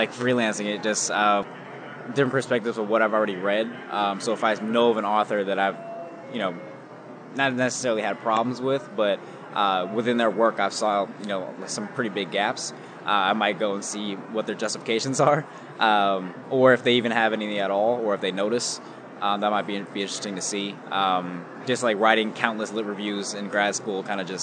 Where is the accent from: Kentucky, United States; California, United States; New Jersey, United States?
California, United States; the Bay Area; moved away as an adult; now in Los Angeles, United States; I'm from the Bay, but I've been living in LA for a little bit